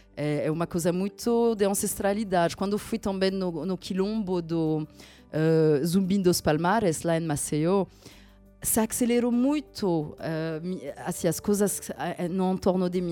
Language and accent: Portuguese; France; moved away; eu nasci na França, de um pai eh, que vem da Gâmbia